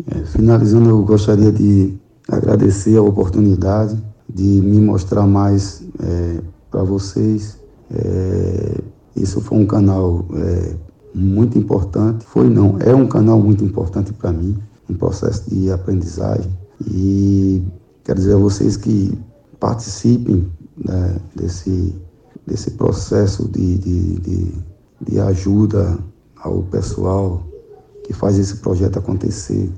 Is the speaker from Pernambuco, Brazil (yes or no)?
yes; Igarassu, Pernambuco, Brazil; sou aqui de Garaçu, Pernambuco, cidade aqui a 50 quilômetros da capital Recife